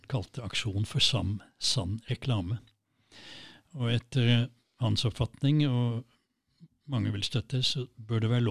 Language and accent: Norwegian; Kristiansand, Agder, Norway; born there; Jeg, er egentlig født i Kristiansand